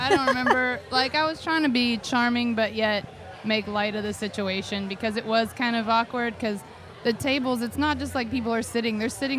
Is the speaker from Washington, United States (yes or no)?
no; Chattanooga, Tennessee, United States; I grew up in Chattanooga.